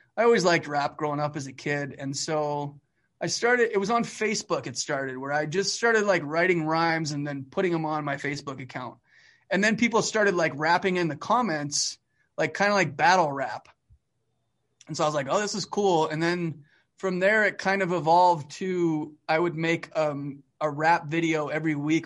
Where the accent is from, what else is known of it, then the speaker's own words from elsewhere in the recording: Calgary, Alberta, Canada; now in United States; I grew up in Northwest Calgary, like, varsity area